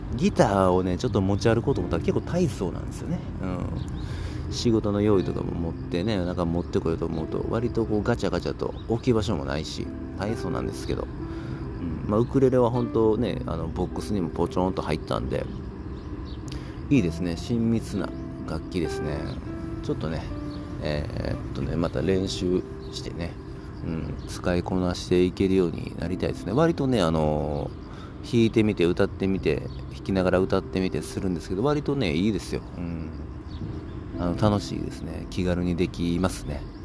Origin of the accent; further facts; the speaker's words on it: Kobe, Hyogo, Japan; 僕の地元神戸市